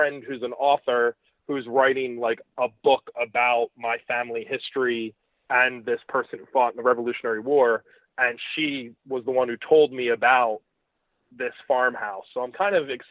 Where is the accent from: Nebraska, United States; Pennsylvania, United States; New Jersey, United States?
New Jersey, United States; moved away; also born or lived in New York; I grew up in Jersey, so I've been to every single part of that state.